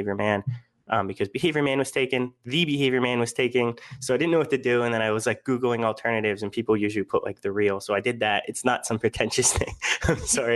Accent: Pittsburgh, Pennsylvania, United States; moved away as an adult; also born or lived in Kent, Ohio / Florida; I'm from Pittsburgh, Pennsylvania, went to Kent, Ohio. And then because of the snow, moved to Florida for graduate school

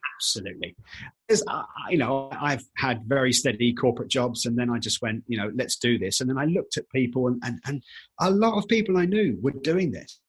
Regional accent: United Kingdom; being British

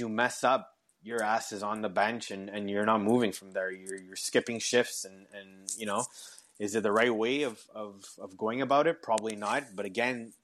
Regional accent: Canada; accent: French-Canadian; English is a second language; I am French-Canadian

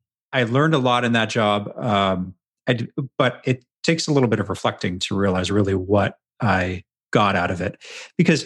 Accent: Edmonton, Alberta, Canada; my hometown of Edmonton, Alberta in Canada

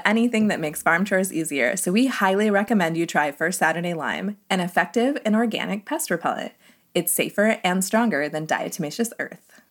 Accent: Southwest, United States; now in Ohio, United States; I'm from the Southwest

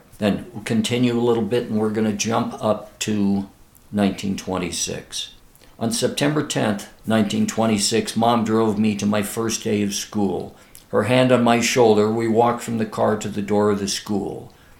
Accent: San Bruno, California, United States; I grew up in San Bruno, a quiet suburb 10 miles south of San Francisco.

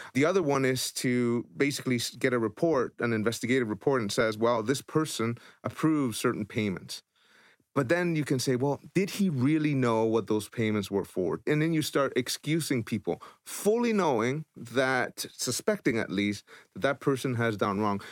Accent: El Salvador; moved away; I was born in El Salvador, so I understand war torn, I understand corruption, I've lived it.

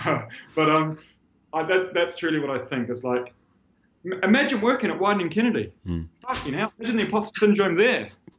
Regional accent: New Zealand; moved away as an adult; I'm this guy from New Zealand

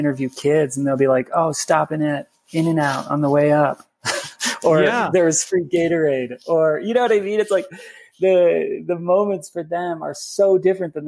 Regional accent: Midwest, United States; a little Grom growing up in the Midwest, skiing after school

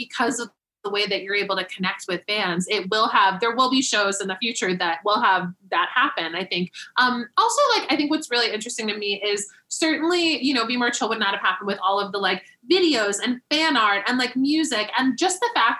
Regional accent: South Florida, United States; I grew up in Florida

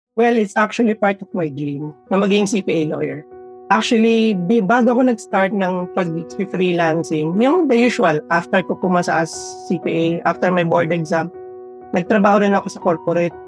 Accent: Philippines; moved away as an adult; also born or lived in Saudi Arabia; Filipino kami that you can go back to Philippines

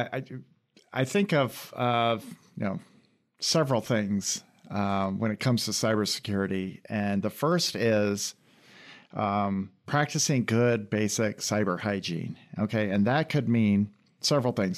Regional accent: Iowa, United States; moved away as an adult; also born or lived in London; now in Lansing, United States; I grew up in Iowa and then went to school

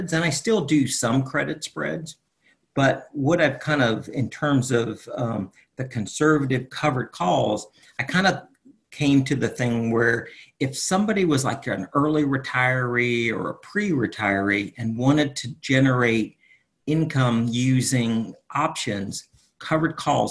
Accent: Winter Park, Florida, United States; moved away; also born or lived in Charlotte; I'm from Winter Park originally

